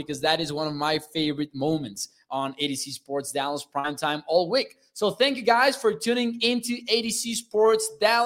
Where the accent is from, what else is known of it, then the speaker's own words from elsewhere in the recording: Mexico; I'm from Mexico